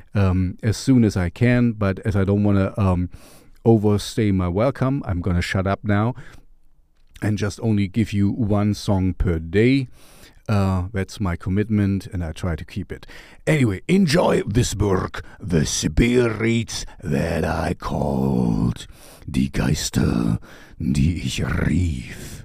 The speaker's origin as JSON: {"language": "English", "country": "Germany", "said": "I am from Germany as well, even if my accent is strange"}